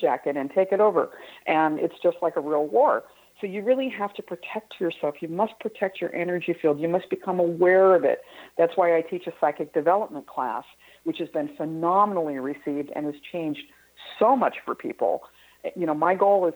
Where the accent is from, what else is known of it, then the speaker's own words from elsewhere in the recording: Midwest, United States; I grew up in the Midwest